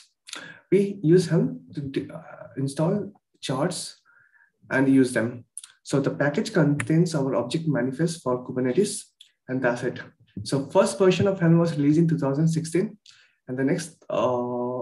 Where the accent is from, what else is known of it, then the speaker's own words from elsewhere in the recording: Kolkata, West Bengal, India; I'm from Kolkata, India.